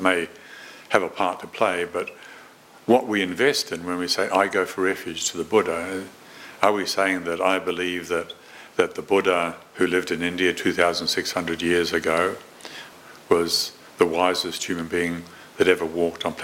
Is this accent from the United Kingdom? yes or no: no; New Zealand; moved away; I was born and brought up in New Zealand, although I've lived in this country longer